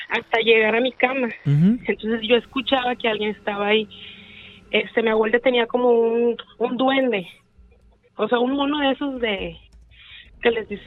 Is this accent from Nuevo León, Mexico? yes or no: yes; García, Nuevo León, Mexico; De García.